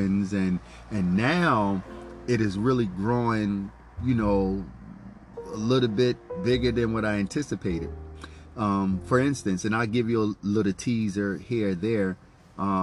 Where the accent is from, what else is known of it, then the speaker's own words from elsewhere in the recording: Philadelphia, Pennsylvania, United States; also born or lived in St. Augustine Beach; growing up in Rich and Allen Project in North Philadelphia